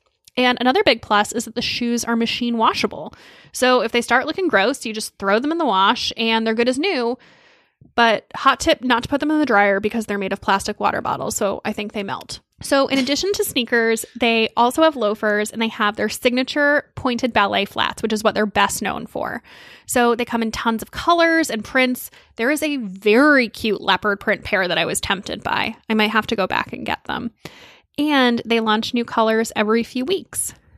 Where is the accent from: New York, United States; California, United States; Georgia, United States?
New York, United States; And that's pretty major for me as a New Yorker because I don't have time or patience to deal with uncomfortable shoes because I'm walking everywhere.